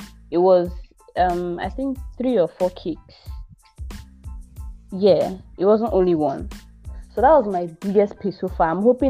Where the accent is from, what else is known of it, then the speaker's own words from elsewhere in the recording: Abia, Nigeria; I'm from Abia State.